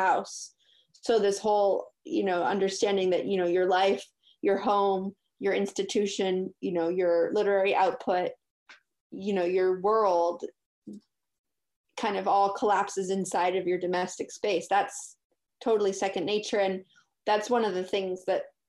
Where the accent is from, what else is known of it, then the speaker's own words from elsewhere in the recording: Cambridge, Massachusetts, United States; also born or lived in Switzerland; I was born in Cambridge, Massachusetts, and went to school in the city